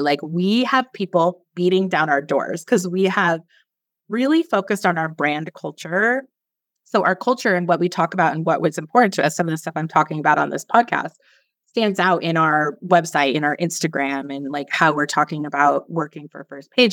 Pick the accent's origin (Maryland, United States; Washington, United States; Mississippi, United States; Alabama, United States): Washington, United States; Seattle; moved away as an adult; also born or lived in San Francisco / Belize; now in Roatan, Honduras; I grew up in Seattle, and it's super rainy there